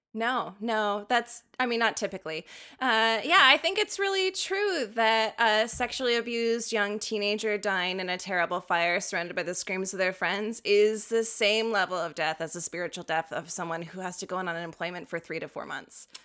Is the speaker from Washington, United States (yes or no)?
yes; Tacoma, Washington, United States; my hometown, which is about thirty miles south of Seattle